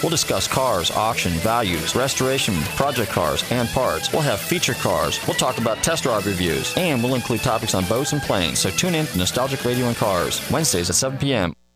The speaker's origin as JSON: {"language": "English", "town": "Clearwater", "region": "Florida", "country": "United States", "said": "I was more or less the Clearwater crowd"}